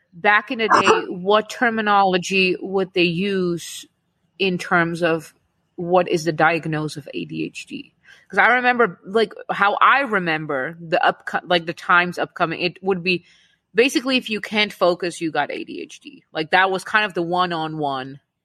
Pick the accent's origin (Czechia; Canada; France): Czechia; us Czech Czech people